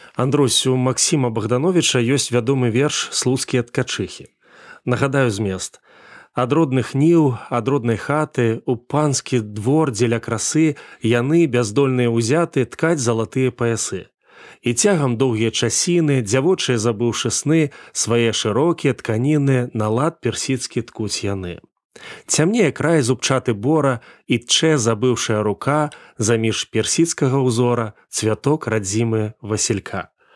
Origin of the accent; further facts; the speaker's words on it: Belarus; Мы, беларусы